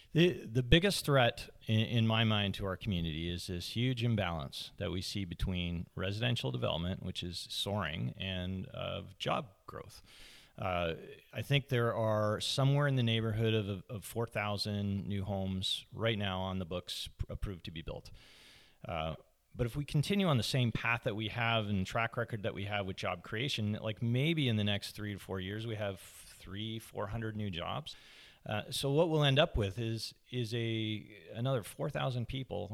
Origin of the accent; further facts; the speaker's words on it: Toronto, Ontario, Canada; moved away as an adult; now in Squamish, Canada; I grew up in Scarborough, uh, just outside, on the outskirts of Toronto